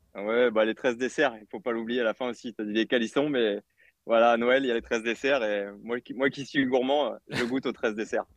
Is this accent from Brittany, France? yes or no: no; Artemare, Auvergne-Rhône-Alpes, France; moved away as an adult; also born or lived in Marseille; now in Plan-de-Cuques, France; Je suis né dans l'Ain